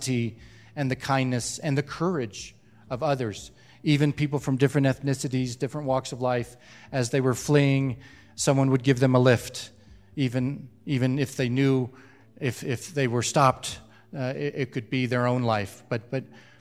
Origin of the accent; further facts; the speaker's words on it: United States; moved away as an adult; also born or lived in Angola; now in Ethiopia; I was born in the United States